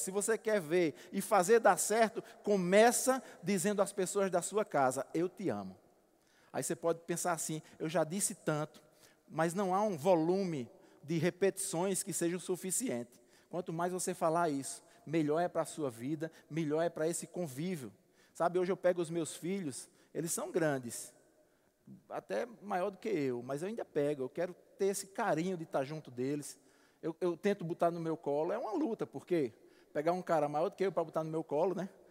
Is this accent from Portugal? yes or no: no; Alagoa Grande, Paraíba, Brazil; moved away; como diz lá na minha terra em Alagoa Grande